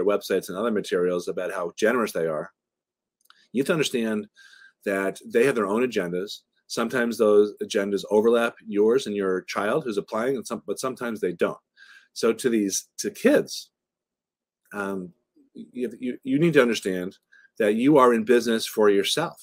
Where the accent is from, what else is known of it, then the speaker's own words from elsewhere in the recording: right outside of Boston, Massachusetts, United States; I grew up right outside of Boston